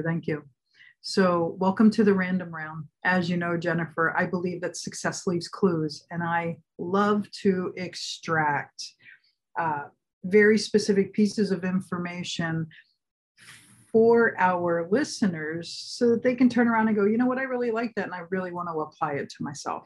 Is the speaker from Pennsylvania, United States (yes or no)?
yes; Philadelphia, Pennsylvania, United States; now in California, United States; I grew up in Philly